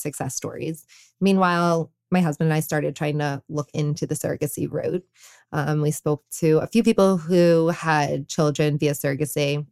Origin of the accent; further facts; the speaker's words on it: New York City, New York, United States; I grew up in New York City